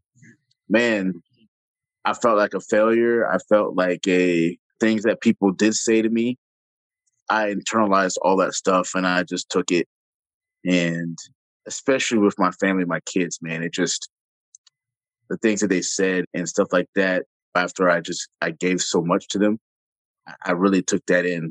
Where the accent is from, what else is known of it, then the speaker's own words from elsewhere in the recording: Jacksonville, Florida, United States; moved away; I'm a city boy. I come from Jacksonville